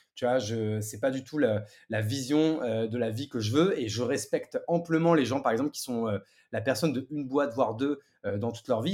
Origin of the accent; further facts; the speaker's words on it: Marne, Champagne-Ardenne, Grand Est, France; moved away as an adult; also born or lived in Paris; now in Bordeaux, France; je suis parisien de, de, naissance même si j'ai vécu grande partie de mon adolescence même jusqu'au bac à la campagne